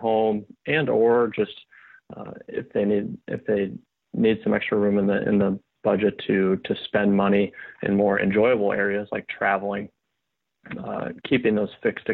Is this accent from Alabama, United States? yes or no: no; Sioux Falls, South Dakota, United States; moved away as an adult; also born or lived in Iowa; now in Nashville, United States; I'm originally from South Dakota, Sioux Falls, South Dakota, born and raised, and then moved to Nashville, Tennessee here in 2015